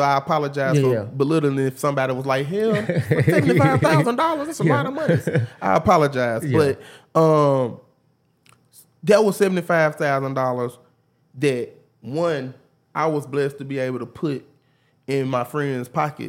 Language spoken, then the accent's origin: English; Memphis, Tennessee, United States; We hustlers. We come from Memphis. You don't need much.